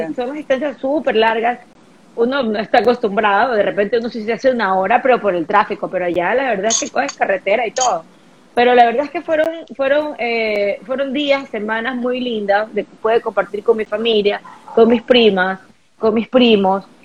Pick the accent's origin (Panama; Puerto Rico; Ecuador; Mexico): Ecuador; Guayaquil, Guayas; moved away as an adult; also born or lived in United States; Soy ecuatoriana, soy guayaquileña, yo amo estar aquí.